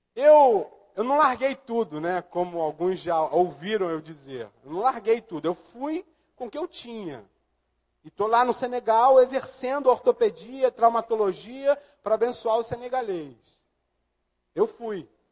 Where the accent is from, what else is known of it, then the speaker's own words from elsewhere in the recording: Rio de Janeiro, Brazil; moved away; also born or lived in Linhares; Eu nasci no Morro da Mangueira